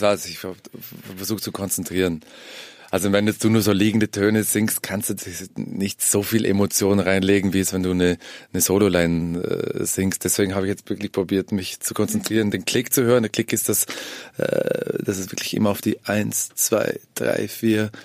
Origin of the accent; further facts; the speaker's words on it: Vorarlberg, Austria; wir sind meistens in, in Vorarlberg, in meiner Heimat